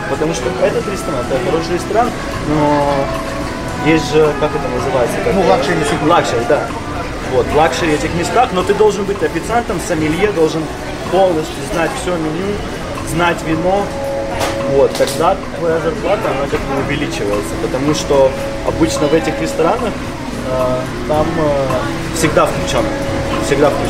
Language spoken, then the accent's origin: Russian; Odesa, Odesa Oblast, Ukraine; moved away as an adult; also born or lived in Georgia; now in Miami, United States; я вообще родился в Грузии, я гражданин Грузии, когда-то имел э, украинский ПМЖ. Я в Украине имею косвенное отношение. То есть я там вырос, но я гражданин Грузии.